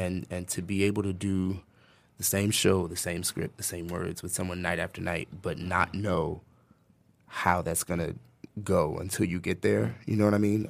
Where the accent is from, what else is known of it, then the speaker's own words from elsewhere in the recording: United States; moved away; I'm from New Jersey, New York originally